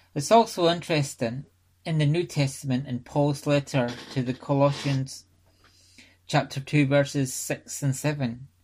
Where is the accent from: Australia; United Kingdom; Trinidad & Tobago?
United Kingdom; Scotland; I was brought up in the Free Church of Scotland